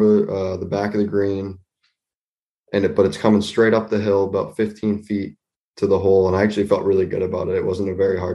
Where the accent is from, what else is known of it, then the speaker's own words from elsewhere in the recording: Nashua, New Hampshire, United States; also born or lived in Concord, New Hampshire; I grew up in Nashua. I was born in Concord and then moved to Nashua when I was about three or four. I've lived in Nashua ever since.